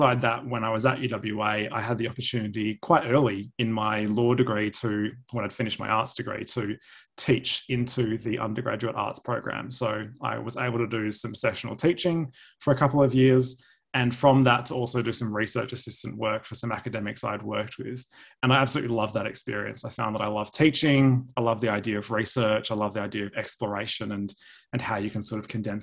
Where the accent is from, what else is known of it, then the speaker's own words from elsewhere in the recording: Perth, Western Australia, Australia; moved away as an adult; now in Melbourne, Australia; I'm from Perth, so I completed my law degree at the University of Western Australia